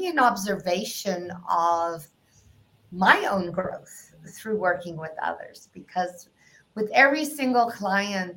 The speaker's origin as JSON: {"language": "English", "country": "South Africa", "tie": "born or raised there", "moved": "yes", "said": "for those of you who can detect an accent, I'm from South Africa"}